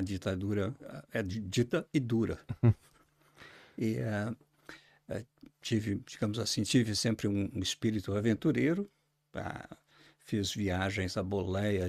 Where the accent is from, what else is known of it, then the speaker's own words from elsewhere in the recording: Caxias do Sul, Rio Grande do Sul, Brazil; accent: southern Brazil; moved away as an adult; also born or lived in England / Beja, Portugal; now in Portugal; Nasci numa, numa pequena cidade, do, uma, uma cidade industrial no sul do Brasil, chama-se Caxias do Sul, é, uma antiga colônia italiana. É, Sou descendente de, de quatro famílias, os avós do norte da Itália, é, modestos, e uh, fiz toda a educação, minha educação uh, em Caxias do Sul